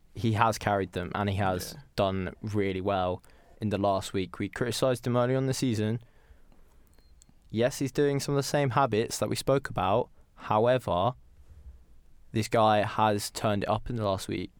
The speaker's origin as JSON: {"language": "English", "country": "United Kingdom", "said": "we are British"}